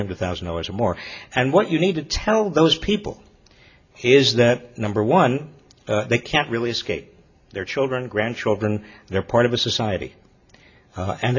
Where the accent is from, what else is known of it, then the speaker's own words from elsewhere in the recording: Massachusetts, United States; My home state, Fall River, Massachusetts